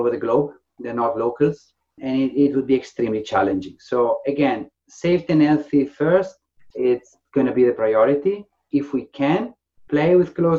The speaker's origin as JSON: {"language": "English", "town": "Faenza", "region": "Emilia-Romagna", "country": "Italy", "tie": "born or raised there", "also_born_or_lived": "Ravenna", "moved": "as an adult", "lives_now": "England, United Kingdom", "said": "my hometown, in Faenza, a very small town. So I grew up in a house full of tennis rackets."}